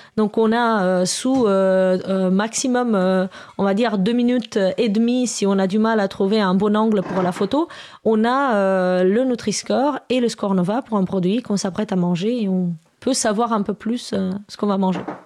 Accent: Romania; now in France; Moi je suis je viens de Roumanie à la base

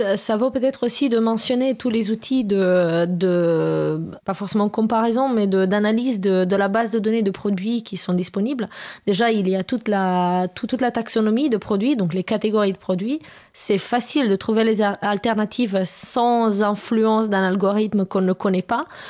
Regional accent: Romania; now in France; je viens de Roumanie à la base

